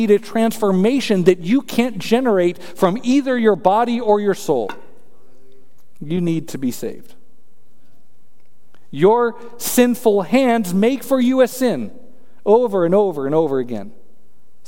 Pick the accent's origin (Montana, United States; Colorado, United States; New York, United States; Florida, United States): Colorado, United States; I'm from Colorado